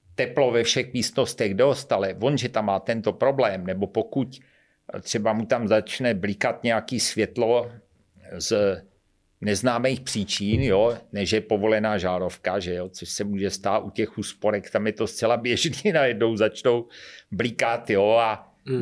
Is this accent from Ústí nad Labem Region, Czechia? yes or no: no; Šlapanice, South Moravian Region, Czechia; já jsem ze Šlapaní, Cubrna Brna